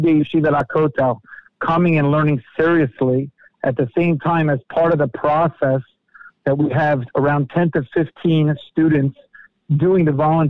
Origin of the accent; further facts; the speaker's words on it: New York, United States; moved away as an adult; now in Jerusalem, Israel; growing up in New York.